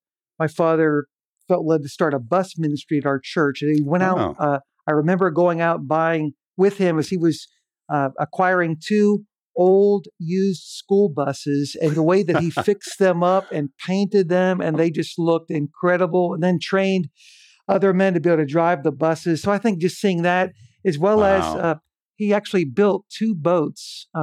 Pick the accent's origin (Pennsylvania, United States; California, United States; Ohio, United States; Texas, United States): Pennsylvania, United States; born there; I was born in Western Pennsylvania in the greater Pittsburgh area, really at the very beginnings of the Rust Belt era.